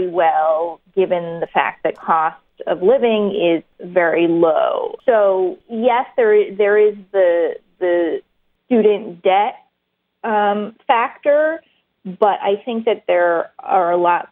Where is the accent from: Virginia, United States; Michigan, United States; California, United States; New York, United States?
New York, United States; I'm from New York. I still live in New York